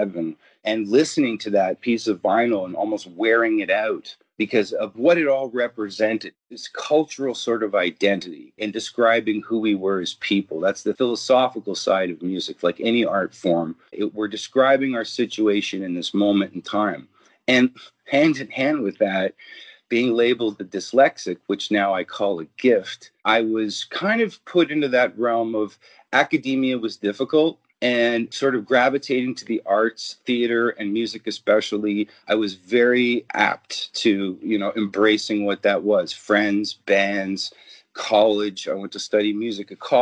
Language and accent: English; Ontario, Canada; I'm a Canadian, born, bred, and raised